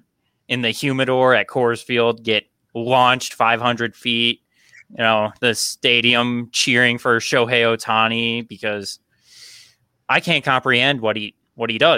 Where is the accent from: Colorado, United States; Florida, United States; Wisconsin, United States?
Colorado, United States; Denver; my hometown of Denver, Colorado